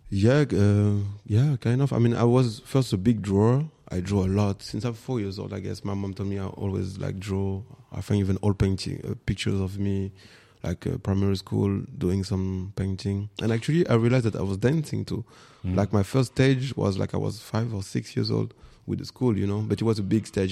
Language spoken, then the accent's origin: English; Paris, Île-de-France, France; English is a second language; moved away as an adult; also born or lived in Guadeloupe / Rennes, France; now in Berlin, Germany; I'm born in Guadeloupe, and with my mom, we came. I was four years old, something like that, before primary school, and then I grew up in Paris for ten years, and then after we moved to the west in Bretagne, in Rennes